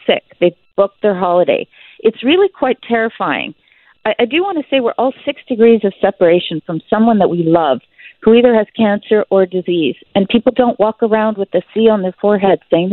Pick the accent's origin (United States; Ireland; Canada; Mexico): Canada; as a Canadian on Canadian soil